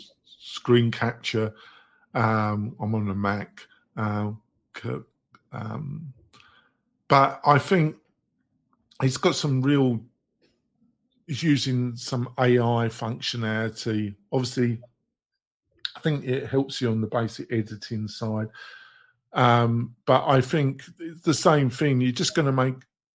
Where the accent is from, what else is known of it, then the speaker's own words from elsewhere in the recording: England, United Kingdom; I'm English